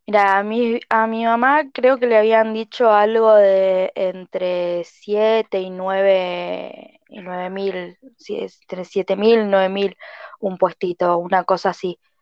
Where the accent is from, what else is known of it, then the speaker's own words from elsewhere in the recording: Bariloche, Río Negro, Argentina; also born or lived in Ensenada, Buenos Aires; me vine a vivir a los dos años, así que estoy acá